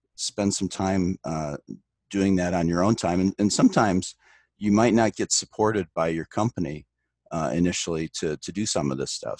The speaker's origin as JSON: {"language": "English", "town": "Detroit", "region": "Michigan", "country": "United States", "tie": "born or raised there", "moved": "as an adult", "lives_now": "Omaha, United States", "said": "I grew up in the Detroit area, so that's how I ended up at, at Michigan Tech"}